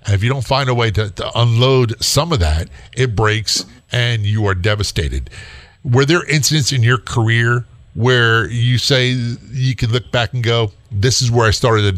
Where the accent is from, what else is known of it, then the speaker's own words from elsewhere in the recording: Norfolk, Virginia, United States; By the way, I grew up in Norfolk, Virginia, so my dad's career Navy, and so I wasn't far from that area.